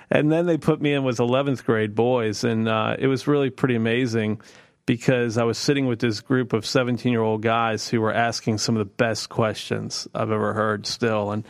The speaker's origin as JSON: {"language": "English", "region": "East Coast", "country": "United States", "said": "because I was from the East Coast and thought they'd all been around since the 1700s"}